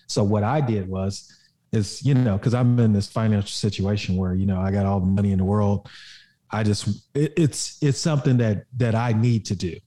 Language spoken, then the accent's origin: English; Oklahoma, United States; I grew up in Oklahoma